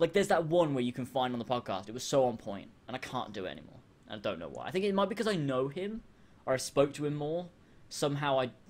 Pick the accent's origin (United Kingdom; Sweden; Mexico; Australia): Australia; I'm from Australia.